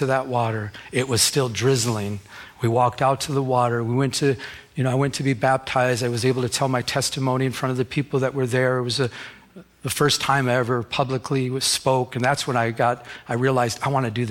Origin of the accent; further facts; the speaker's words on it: Michigan, United States; I'm from Michigan